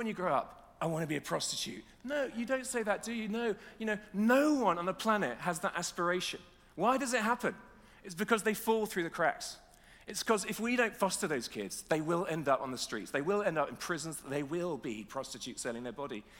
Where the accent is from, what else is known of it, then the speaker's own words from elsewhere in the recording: Nottingham, East Midlands, United Kingdom; we're from Nottingham